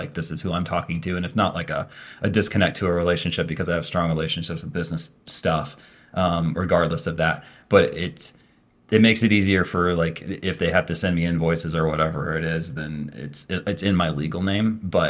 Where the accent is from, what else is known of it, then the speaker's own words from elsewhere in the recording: Vermont, United States; So, growing up in Vermont, small town, everybody knows each other, right?